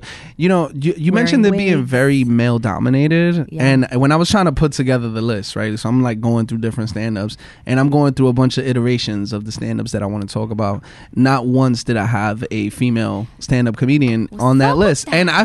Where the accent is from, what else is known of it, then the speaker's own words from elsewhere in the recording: New York City, New York, United States; I'm from the Bronx and I hung out a lot uptown